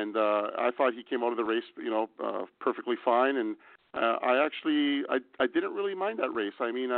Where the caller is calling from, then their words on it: Mexico; Hi, guys. I'm calling in from Mexico, so I almost didn't realize the time difference here.